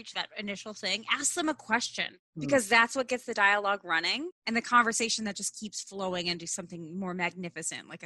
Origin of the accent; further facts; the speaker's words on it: North Midwest, United States; I know we're both from the North Midwest